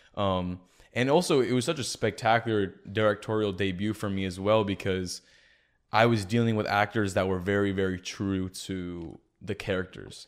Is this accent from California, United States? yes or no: yes; San Jose, California, United States; moved away as an adult; also born or lived in Santa Cruz; now in Arizona, United States; I'm from San Jose originally.